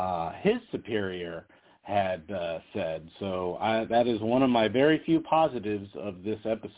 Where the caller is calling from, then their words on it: Las Vegas, Nevada, United States; … from Vegas.